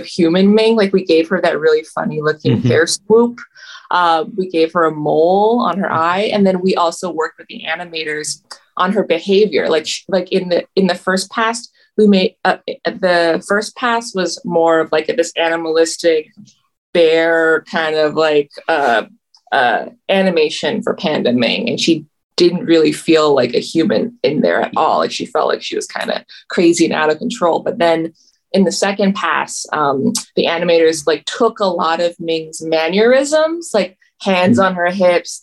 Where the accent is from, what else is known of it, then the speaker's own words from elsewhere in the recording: Toronto, Ontario, Canada; I grew up in Toronto in the 2000s